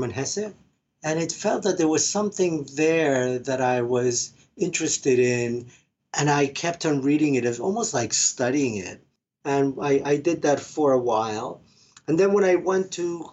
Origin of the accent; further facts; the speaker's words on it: Argentina; moved away; I'm originally from Argentina